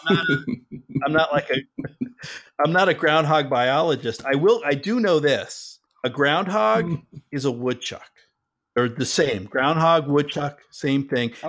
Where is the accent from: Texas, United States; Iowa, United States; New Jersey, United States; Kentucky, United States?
New Jersey, United States; moved away; also born or lived in Massachusetts; I grew up in Jersey